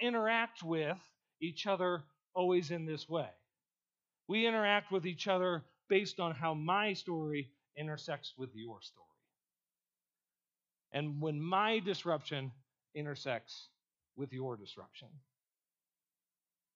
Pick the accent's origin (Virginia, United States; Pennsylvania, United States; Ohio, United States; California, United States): Ohio, United States; moved away as an adult; I grew up in Ohio and I grew up on a farm.